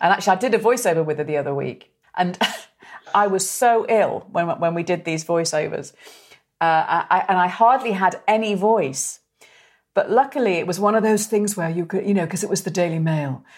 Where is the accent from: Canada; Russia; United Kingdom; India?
United Kingdom; the Wirral, Merseyside, North West England; I'm from the Wirral, from Merseyside, so, so my voice, you know, I didn't have a voice like